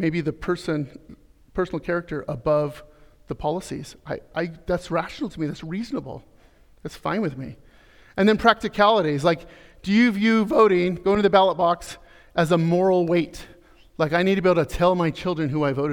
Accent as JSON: {"language": "English", "region": "Arizona", "country": "United States", "said": "I'm from Arizona."}